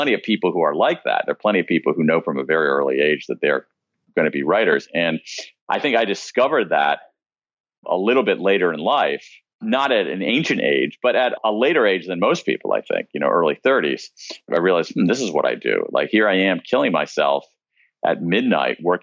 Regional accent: American Midwest, United States; I grew up in the American Midwest, middle-class kid

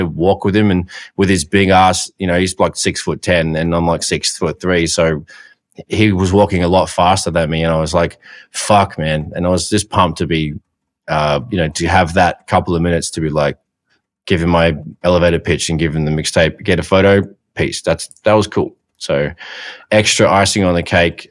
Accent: Australia; I'm from Australia.

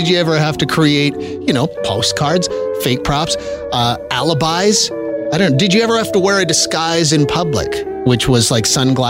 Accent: Regina, Saskatchewan, Canada; I was born in Regina

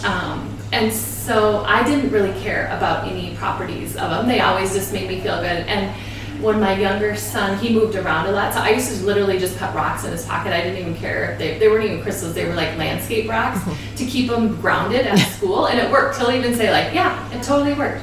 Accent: Minneapolis, Minnesota, United States; when I was little, I grew up in Northeast Minneapolis.

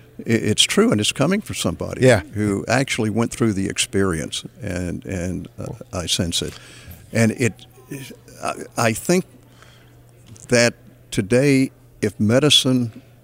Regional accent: Texas, United States; I'm a Texan.

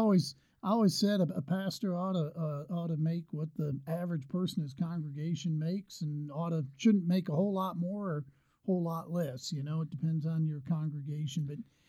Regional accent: Northeast, United States; I grew up in the Northeast. I mean, you know, we traveled.

